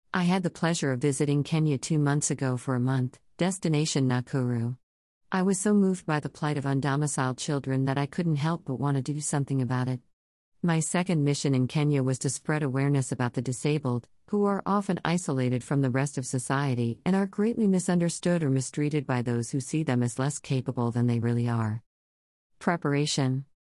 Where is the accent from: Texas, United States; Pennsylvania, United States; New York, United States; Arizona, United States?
New York, United States; New York City; I grew up in New York City in America